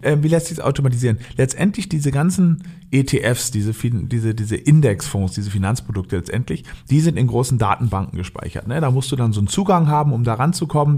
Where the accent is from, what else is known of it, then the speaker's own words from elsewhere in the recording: Berlin, Germany; moved away; also born or lived in Norderney, Lower Saxony; Bin ursprünglich Berliner, aufgewachsen in Berlin äh, und auf Norderney, das liegt in Ostfriesland